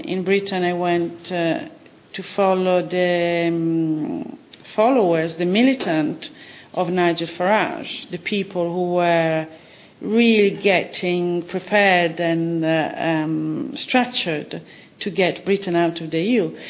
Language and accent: English; Italy; now in London, United Kingdom; I come from Italy